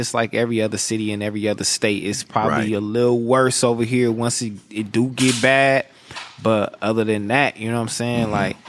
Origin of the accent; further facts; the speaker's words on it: Los Angeles, California, United States; Yeah, born and raised, South Central Los Angeles.